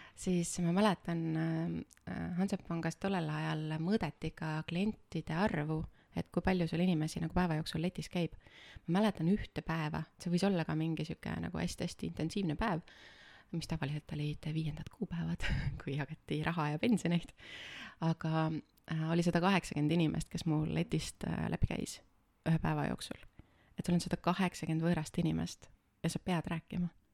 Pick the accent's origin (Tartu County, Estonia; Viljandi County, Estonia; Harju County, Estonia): Viljandi County, Estonia; Võhma; ma tulen Viljandi külje alt ühest äh, väikesest linnast äh, nimega Võhma. kasvasin seal üles ja käisin koolis seal